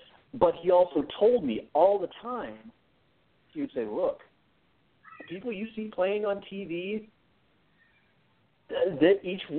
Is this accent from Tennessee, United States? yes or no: no; Mitchell, South Dakota, United States; For a number of years when I grew up in Mitchell, South Dakota. To a lot of people, that's a totally inconsequential town. To some people, that is, that's the home of the world's only corn palace.